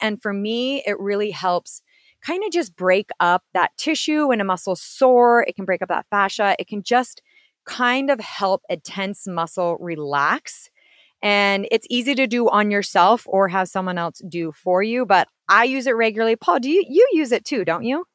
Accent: Washington, District of Columbia, United States; I'm actually from Washington, D.C.

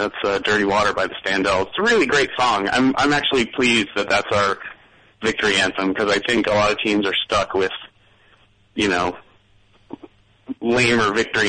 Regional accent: Boston, Massachusetts, United States; I'm coming from the Boston perspective

